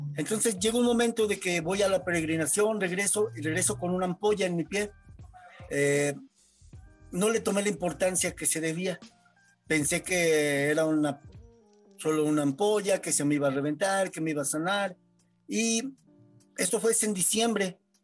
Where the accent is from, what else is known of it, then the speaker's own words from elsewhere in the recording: San Luis Potosí, Mexico; vivo en San Luis Potosí, nací en San Luis Potosí